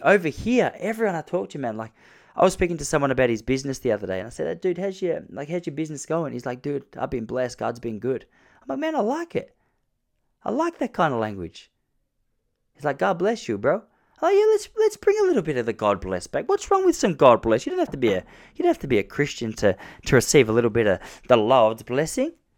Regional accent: Point Lonsdale, Victoria, Australia; my hometown in Point Lonsdale in Victoria, Australia.

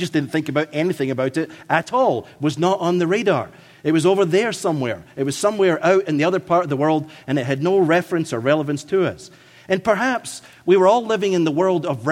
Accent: Scotland, United Kingdom; accent: Scottish; my Scottish accent

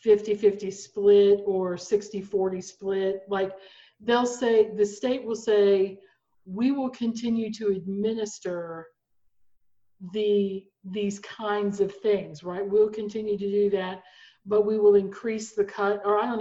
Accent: Oklahoma, United States; I'm an Oklahoman, right? I was born in Oklahoma, I'm raised in Oklahoma.

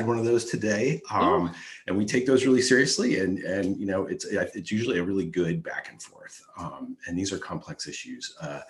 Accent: Dayton, Ohio, United States; I'm a native of Dayton, Ohio.

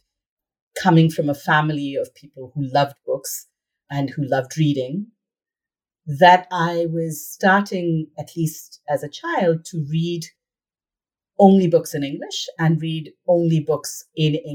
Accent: India; moved away; growing up in India

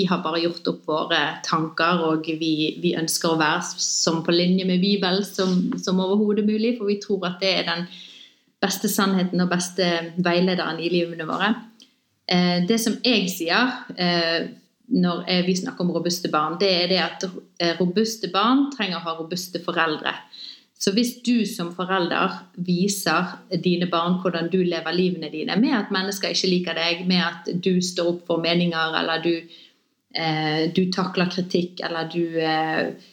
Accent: Bergen, Vestland, Norway; født og oppvokst i Bergen begge to.

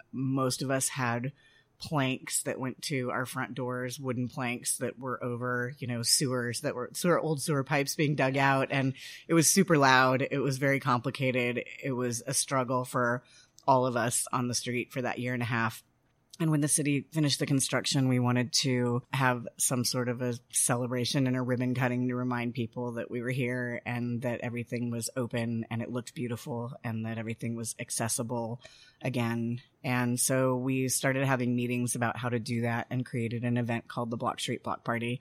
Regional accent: Denver, Colorado, United States; moved away as an adult; also born or lived in Washington, D.C. / Mexico / Eureka Springs, Arkansas; now in Fayetteville, United States; I am not from here. I grew up in Denver.

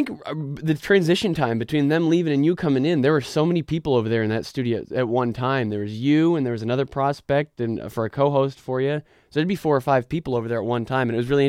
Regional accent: Mount Pleasant, Michigan, United States; I'm from about an hour north of here, Elma and Mount Pleasant area.

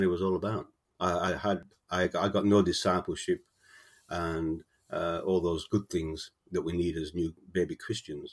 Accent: Sheffield, Yorkshire and the Humber, United Kingdom; moved away as an adult; now in Australia; I was born in Sheffield in the UK, South Yorkshire, and I moved to Australia in the mid-70s

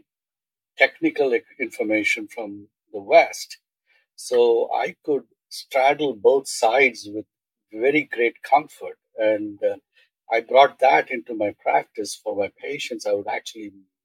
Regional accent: eastern India, India; moved away; also born or lived in Bombay; born in Bombay. I grew up in India, Eastern India.

